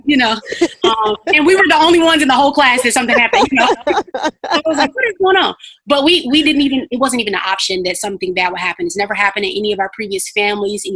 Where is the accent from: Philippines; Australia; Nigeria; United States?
United States; Chicago, Illinois; moved away as an adult; also born or lived in Carbondale; now in St. Louis, United States; So we're originally from Chicago